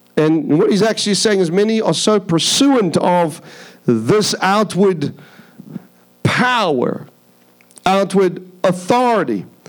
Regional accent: Durban, KwaZulu-Natal, South Africa; moved away; I come from South Africa. was born in South Africa, born in a place called Durban, South Africa. It's a beach city, a surfer city. So when I was young, I used to do a lot of surfing.

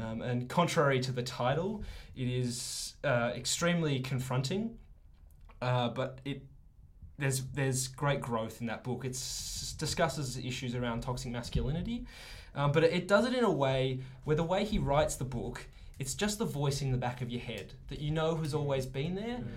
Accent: Melbourne, Victoria, Australia; I grew up in Melbourne

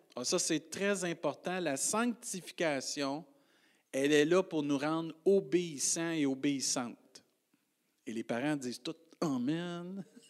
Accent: Rimouski, Quebec, Canada; Avant d'être un Rimusquois, Québécois, Canadien, Français

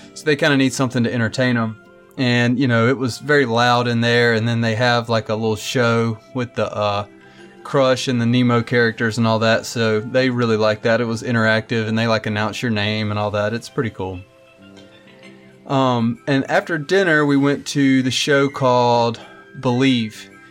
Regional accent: Mobile, Alabama, United States; we're from Mobile, and we celebrate Mardi Gras

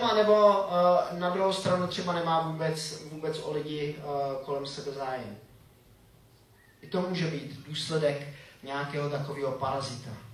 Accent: Czechia; also born or lived in Switzerland; jsem Čech

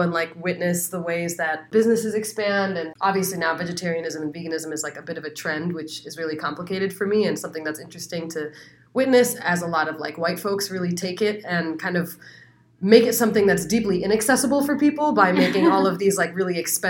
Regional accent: Phoenix, Arizona, United States; born there; I actually was. I was born

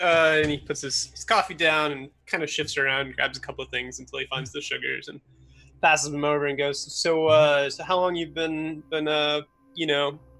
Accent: Washington, United States; No, I'm from Washington, actually. Just an hour and a half away.

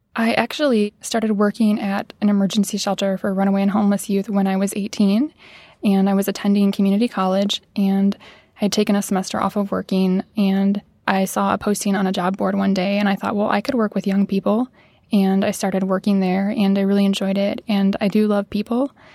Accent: Midwest, United States; growing up in the Midwest

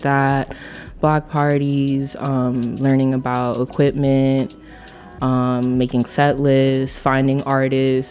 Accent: Union City, New Jersey, United States; also born or lived in Los Angeles, California; I'm from Union City, New Jersey, so okay. I'm just right across the Hudson River.

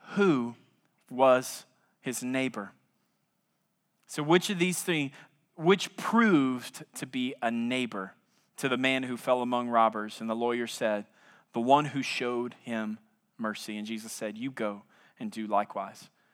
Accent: South Louisiana, United States; now in San Antonio, United States; I'm from South Louisiana

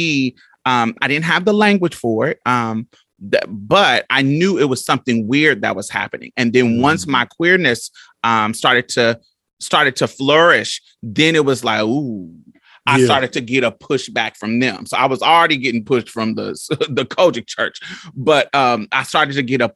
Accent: Indianapolis, Indiana, United States; I grew up in Indianapolis, Indiana, so we both from the Midwest

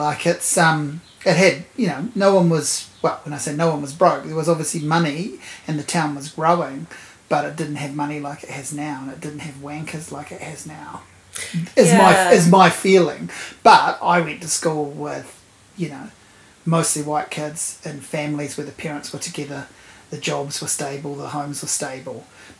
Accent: Havelock North, Hawke's Bay, New Zealand; I'm from Hawke's Bay.

